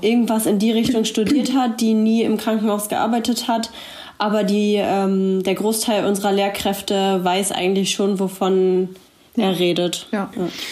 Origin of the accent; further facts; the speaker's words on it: Braunschweig, Lower Saxony, Germany; ich komme ebenfalls aus Braunschweig